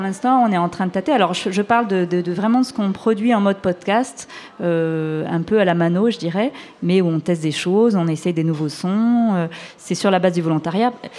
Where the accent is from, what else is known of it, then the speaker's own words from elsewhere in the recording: France; chez nous en France